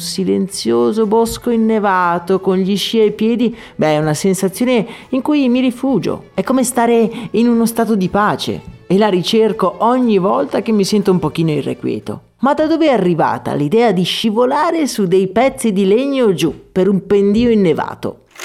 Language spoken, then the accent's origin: Italian; Agordo, Veneto, Italy; Io sono nato ad Agordo, una piccola città ai piedi delle Dolomiti, e gran parte della mia gioventù l'ho passata tra le montagne.